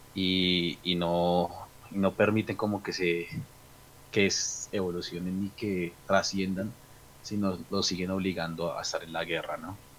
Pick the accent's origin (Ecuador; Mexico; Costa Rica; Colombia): Colombia; nuestro país